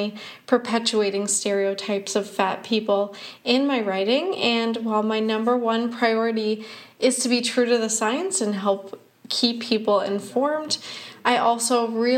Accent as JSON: {"language": "English", "country": "Canada", "said": "I'm a Canadian science journalist."}